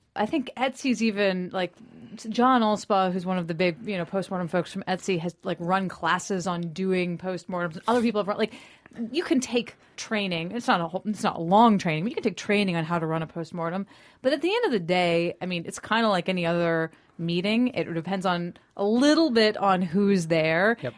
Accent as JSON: {"language": "English", "town": "Tallahassee", "region": "Florida", "country": "United States", "tie": "born or raised there", "also_born_or_lived": "Washington, D.C.", "said": "I was born in D.C. but raised in Tallahassee, Florida"}